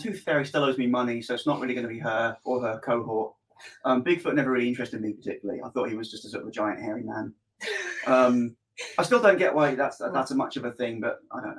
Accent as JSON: {"language": "English", "area": "Cornwall", "region": "South West England", "country": "United Kingdom", "tie": "born or raised there", "moved": "yes", "said": "I'm not from Cornwall. I just grew up there."}